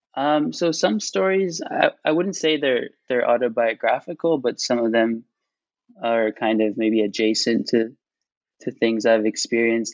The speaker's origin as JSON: {"language": "English", "town": "Tel Aviv", "region": "Tel Aviv District", "country": "Israel", "tie": "born or raised there", "also_born_or_lived": "Cambridge, United Kingdom / Boston, United States / New York, United States", "said": "I'm calling from Tel Aviv, um, and there's this big um, public garden outside my window"}